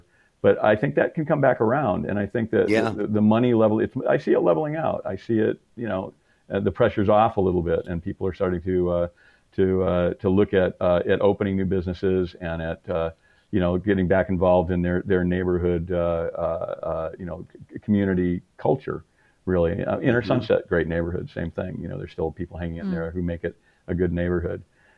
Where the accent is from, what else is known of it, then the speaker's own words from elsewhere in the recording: Michigan, United States; also born or lived in Tennessee; now in San Francisco, United States; I grew up in Michigan.